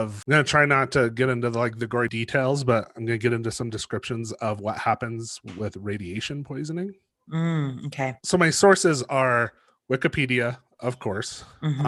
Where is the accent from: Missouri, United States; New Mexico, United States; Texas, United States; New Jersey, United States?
New Mexico, United States; Los Alamos; also born or lived in Albuquerque, New Mexico; I grew up in Los Alamos